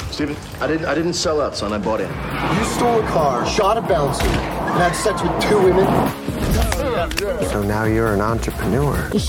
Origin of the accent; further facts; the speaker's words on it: England, United Kingdom; We're uh we're from England. England. That's probably why we seem so weird to you.